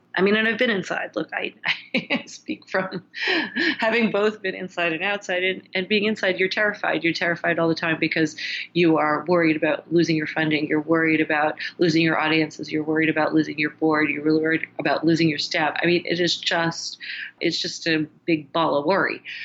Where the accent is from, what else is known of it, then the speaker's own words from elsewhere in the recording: United States; me as an American